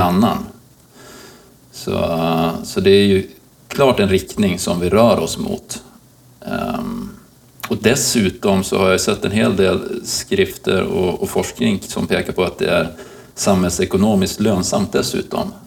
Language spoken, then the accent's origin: Swedish; Umeå, Västerbotten County, Sweden; moved away; som är Umebo i, i grunden